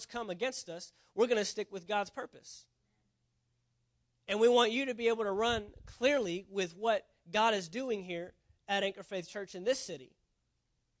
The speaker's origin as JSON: {"language": "English", "region": "Texas", "country": "United States", "moved": "yes", "said": "if you're from Texas, you're born there, you're always a Texan"}